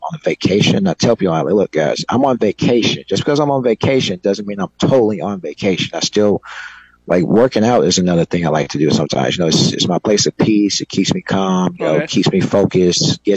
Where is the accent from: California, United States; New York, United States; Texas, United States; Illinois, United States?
Illinois, United States; Chicago; I'm from the South Side of Chicago.